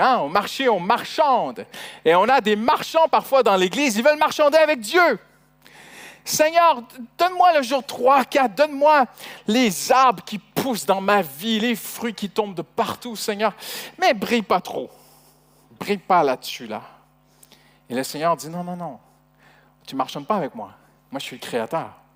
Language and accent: French; Canada; moved away as an adult; je suis, étranger, hein, je suis canadien d'origine. Et au début, avec notre accent, c'était pas facile